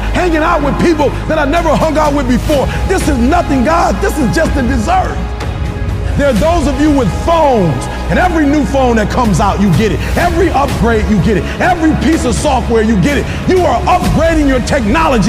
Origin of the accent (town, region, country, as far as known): Detroit, Michigan, United States